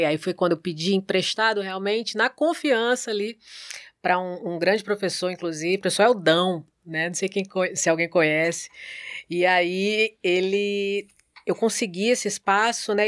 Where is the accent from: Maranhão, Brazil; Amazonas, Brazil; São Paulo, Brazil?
São Paulo, Brazil; Santos; now in Natal, Brazil; Eu nasci em Santos, São Paulo